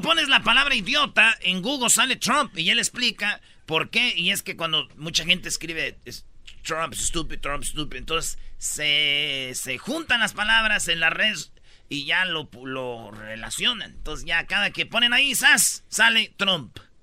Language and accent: Spanish; Jiquilpan, Michoacán, Mexico; moved away; Allá en mi pueblo, en Jiquilpan